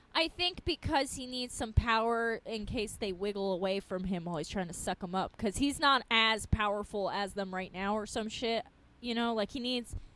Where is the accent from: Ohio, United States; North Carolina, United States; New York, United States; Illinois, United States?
New York, United States; Long Island; where I grew up on Long Island